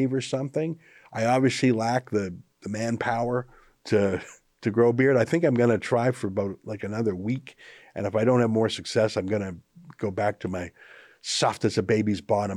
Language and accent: English; Canada; as a Canadian